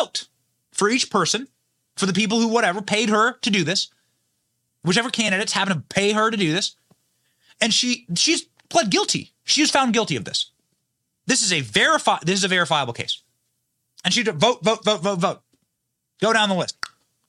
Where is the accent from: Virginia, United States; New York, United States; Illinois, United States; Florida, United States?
Florida, United States; So in my home state of Florida, which has way more people living in it than Michigan, we're able to count every vote by 9 p.m.